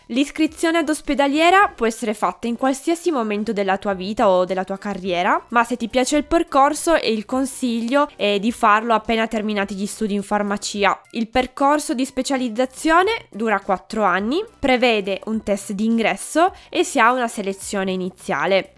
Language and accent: Italian; Piedmont, Italy; moved away as an adult; also born or lived in Turin; now in Aosta Valley, Italy; io sono piemontese e per comodità mi sono laureata a Torino